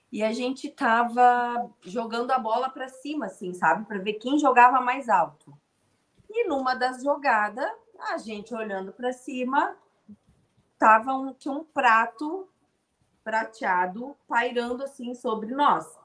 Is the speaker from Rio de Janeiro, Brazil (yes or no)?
no; Rio Grande do Sul, Brazil; eu sou gaúcha, eu morei em Erechim. Foi em 97, 1997, eu tinha uns 9, 10 anos de idade.